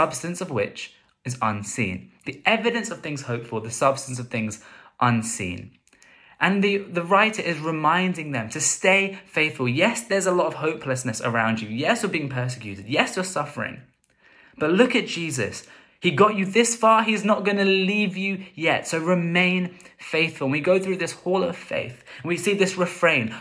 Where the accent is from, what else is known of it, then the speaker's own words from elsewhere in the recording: London, United Kingdom; growing up in London